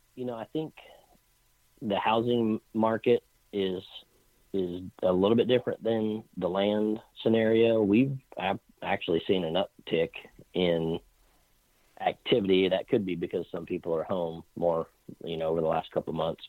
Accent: Clearwater, Kansas, United States; I grew up in a little small Midwestern town just south of Wichita called Clearwater, Kansas

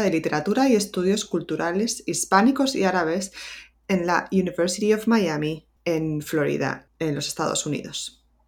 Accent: Madrid, Community of Madrid, Spain; moved away as an adult; also born or lived in Granada; yo soy eh, originalmente de Madrid

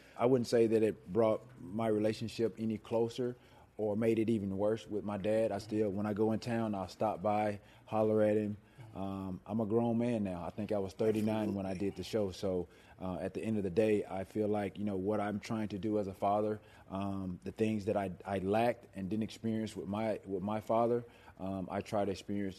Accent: the South, United States; growing up in the South, went to church every Sunday throughout the course of the week.

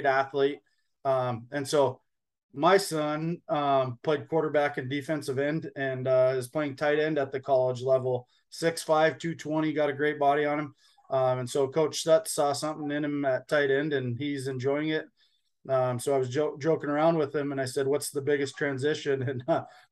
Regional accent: Scobey, Montana, United States; also born or lived in Bridger, Montana; now in Billings, United States; I grew up in Scobie and played eight man football

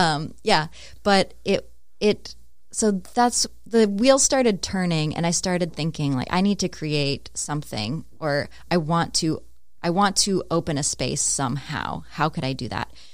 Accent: Stillwater, Minnesota, United States; moved away as an adult; also born or lived in Denver, Colorado; I grew up in Stillwater, Minnesota, so just outside the Twin Cities

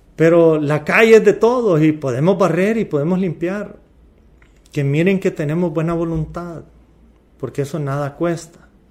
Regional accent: Honduras; moved away as an adult; also born or lived in Louisiana, United States; yo soy hondureño, yo soy latino

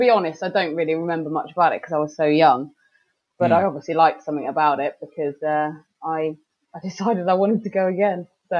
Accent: Somerset, South West England, United Kingdom; accent: Somerset; I don't live in Hampton. I live in Somerset, which you can probably tell by my accent. But we drive up quite regularly.

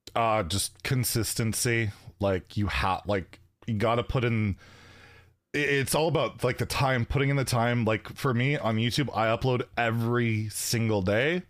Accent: Canada; I'm Canadian

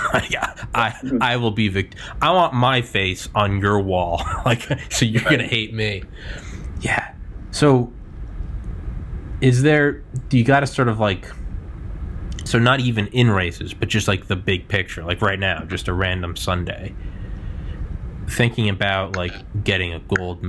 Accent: New England, United States; And, like, I'm from New England, so I like the Patriots.

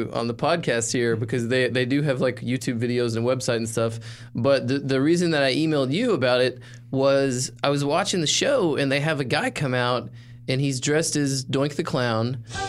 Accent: Arkansas, United States; moved away; So I'm from Arkansas originally, and I was home for Thanksgiving

